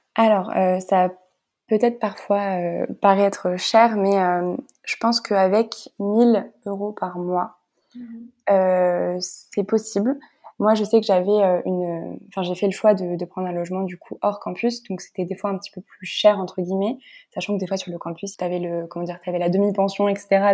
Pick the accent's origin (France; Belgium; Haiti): France; Nice, Provence-Alpes-Côte d'Azur; also born or lived in Lyon; j'ai voulu revenir à ma ville natale Nice